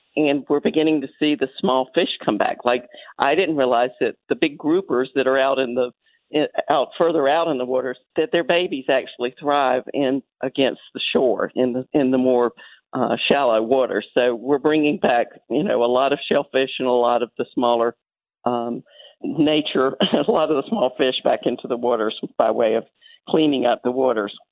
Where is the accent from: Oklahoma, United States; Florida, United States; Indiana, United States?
Florida, United States; I grew up in Florida when the waters were just really clear everywhere